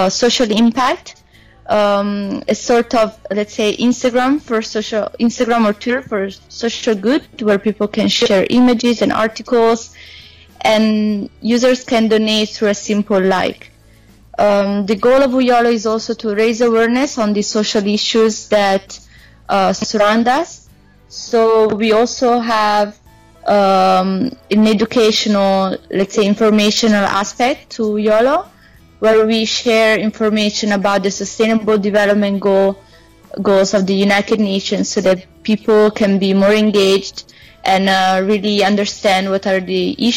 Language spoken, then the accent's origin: English; Italy; also born or lived in South Africa; I'm from Italy.